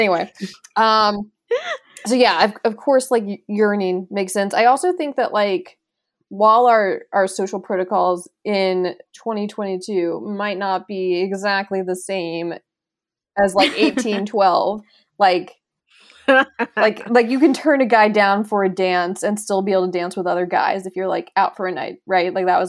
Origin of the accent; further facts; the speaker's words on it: Mississippi, United States; I grew up in Southern Mississippi. And my sister and I both went to colleges in Southern Mississippi.